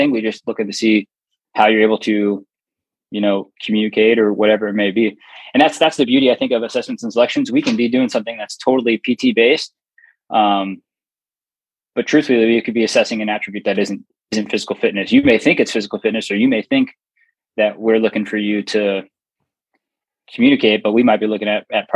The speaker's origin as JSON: {"language": "English", "region": "California", "country": "United States", "tie": "born or raised there", "moved": "yes", "said": "my hometown in California"}